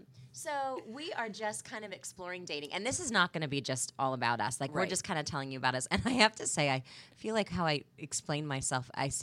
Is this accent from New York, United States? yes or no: no; Kansas City, Missouri, United States; moved away as an adult; also born or lived in Chicago / Greenville, South Carolina / Cleveland, Ohio / Providence, Rhode Island; I'm from Kansas City, moved home 5.5 years ago for this job here at Fox 4. And, you know, I'm home to stay.